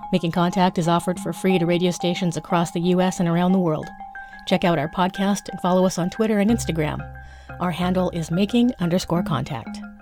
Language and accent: English; Los Angeles, California, United States; my hometown of Los Angeles